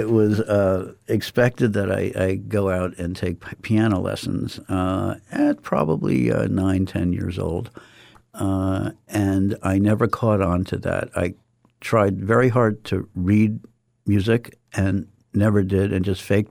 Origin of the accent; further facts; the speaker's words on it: Columbus, Ohio, United States; moved away; also born or lived in New York City, New York / southeast Florida; I grew up in Columbus, Ohio, born in New York City in Queens up until 6 years old, and then most of my childhood in Columbus, Ohio, then down to southeast Florida.